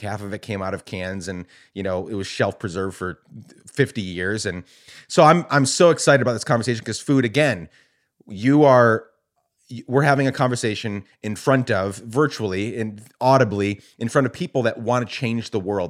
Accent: Guatemala; now in United States; I grew up in Guatemala, was born here, grew up in Guatemala

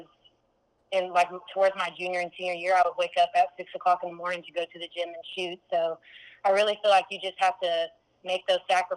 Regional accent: Corsicana, Texas, United States; moved away as an adult; also born or lived in Monroe, Louisiana; I was born and raised in Corsicana, Texas.

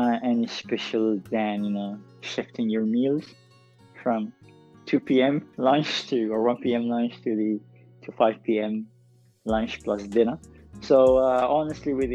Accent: Dubai, United Arab Emirates; also born or lived in Dongola, Sudan; I was born and raised in Dubai

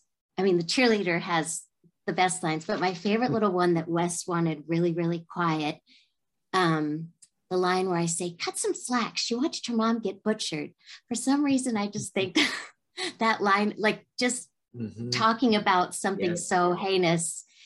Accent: Alexandria, Virginia, United States; moved away as an adult; also born or lived in New York; Well, I grew up in Alexandria, Virginia, just outside of DC, and I was 9 years old when I started

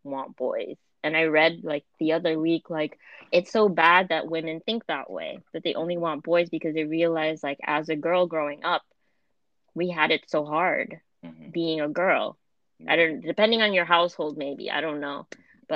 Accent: Vienna, Austria; born or raised there; English is a second language

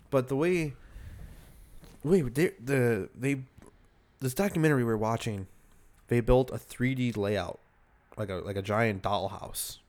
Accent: Chicago, Illinois, United States; we're from Chicago

